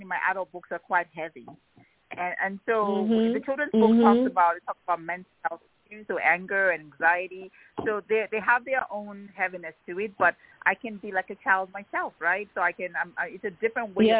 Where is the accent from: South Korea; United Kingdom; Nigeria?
Nigeria; moved away as an adult; also born or lived in Pennsylvania, United States / Ibadan, Nigeria; when I was growing up in Nigeria